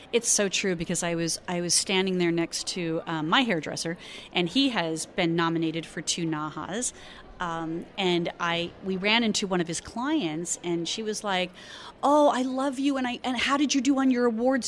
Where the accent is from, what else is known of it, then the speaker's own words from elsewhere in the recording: Arizona, United States; I'm from Arizona